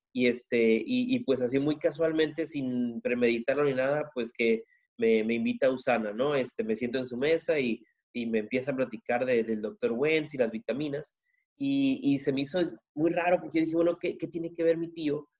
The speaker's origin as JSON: {"language": "Spanish", "area": "Ensenada, Tijuana", "region": "Baja California", "country": "Mexico", "said": "vengo de Tijuana, perdón, de Ensenada, Tijuana"}